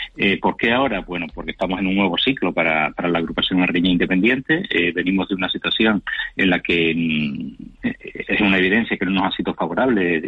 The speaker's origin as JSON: {"language": "Spanish", "region": "Canary Islands", "country": "Spain", "said": "somos canarios y somos nacionalistas canarios"}